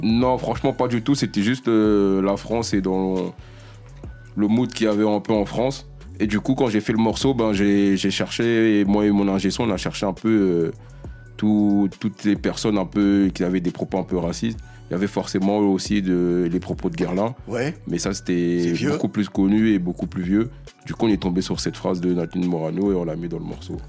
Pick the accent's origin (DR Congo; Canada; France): DR Congo; moi, je suis congolais, je suis africain